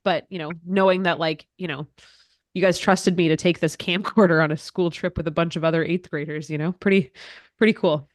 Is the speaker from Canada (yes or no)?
yes; Cochrane, Alberta, Canada; moved away as an adult; now in Ottawa, Canada; I grew up in the same town Dad still lives in, in Cochrane, Alberta